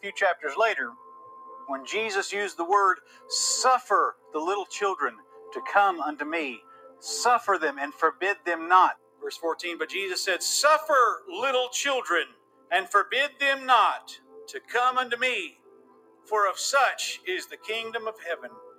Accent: Atlanta, Georgia, United States; growing up in Metro Atlanta

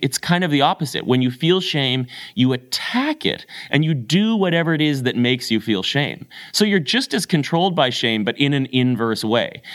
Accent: Canada; I'm a Canadian

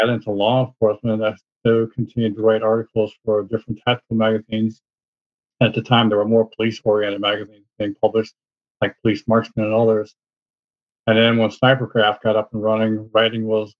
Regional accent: Chicago, Illinois, United States; I was born and raised in the Chicago area

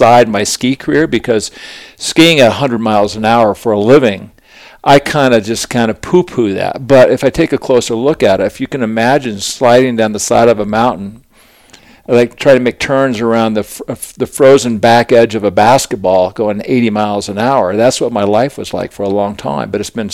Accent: Aspen, Colorado, United States; growing up in Aspen, I was just a kind of a little wild child, and it was great because Aspen was such a great town to grow up

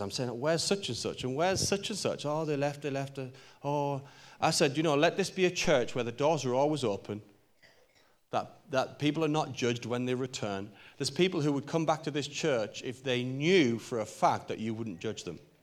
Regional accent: Newcastle upon Tyne, North East England, United Kingdom; I'm a Geordie boy. I'm from Newcastle.

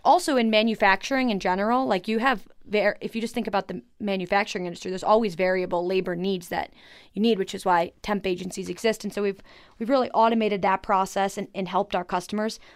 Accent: Buffalo, New York, United States; now in Colorado, United States; I grew up in Buffalo, New York

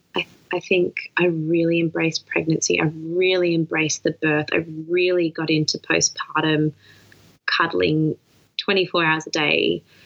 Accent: Melbourne, Victoria, Australia; moved away as an adult; also born or lived in New South Wales; I just moved back to my hometown

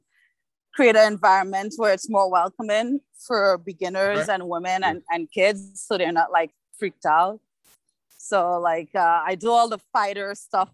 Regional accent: Trinidad & Tobago; also born or lived in Canada; now in Toronto, Canada; I am from Trinidad.

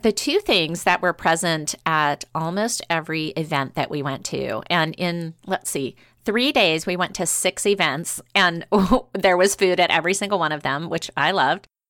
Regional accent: New Orleans, Louisiana, United States; moved away; I grew up in New Orleans

